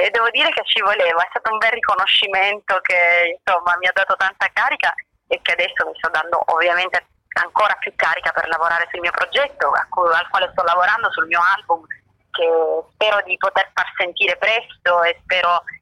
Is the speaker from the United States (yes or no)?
no; Sicily, Italy